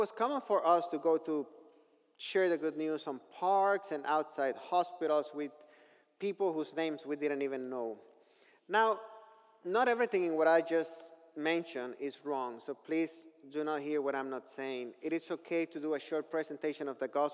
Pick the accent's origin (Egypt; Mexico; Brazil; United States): Mexico; northern Mexico; I grew up in northern Mexico